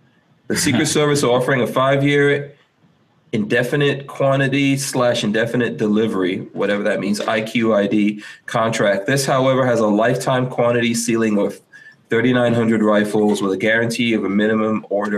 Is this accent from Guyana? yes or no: yes; Guyana; moved away; I'm from the British side